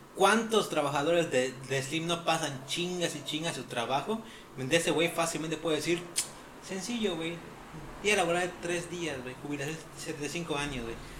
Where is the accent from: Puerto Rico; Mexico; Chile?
Mexico; como mexicanos